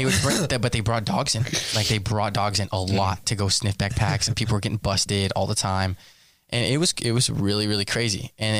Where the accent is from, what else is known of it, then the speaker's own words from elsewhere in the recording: El Paso, Texas, United States; moved away; so I grew up in El Paso, Texas.